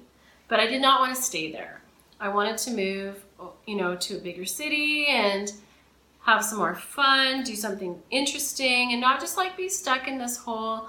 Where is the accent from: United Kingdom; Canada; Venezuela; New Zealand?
Canada; Camrose, Alberta; now in Toronto, Canada; Camrose, Alberta.